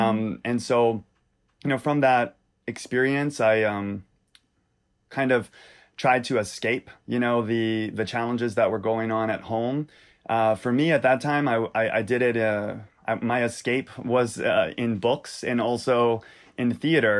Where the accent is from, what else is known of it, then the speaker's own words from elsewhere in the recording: Louisiana, United States; I grew up in Louisiana.